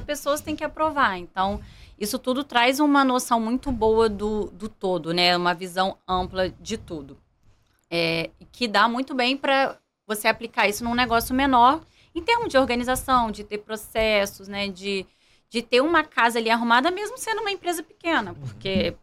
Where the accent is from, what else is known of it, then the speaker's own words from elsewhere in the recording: Volta Redonda, Rio de Janeiro, Brazil; eu morava aqui no Rio, né? Então, como é, eu sou de Volta Redonda, eu tive que voltar para o interior